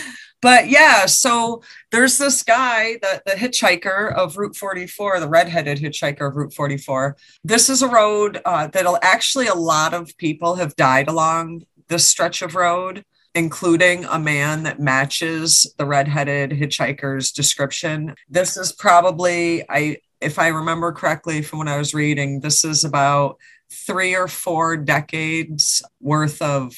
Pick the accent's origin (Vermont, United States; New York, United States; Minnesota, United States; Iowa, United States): New York, United States; now in Massachusetts, United States; I am from New York and moved to Massachusetts.